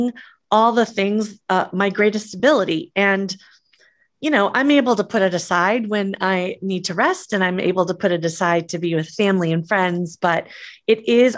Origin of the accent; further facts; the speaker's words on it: Midwest, United States; I grew up in the Midwest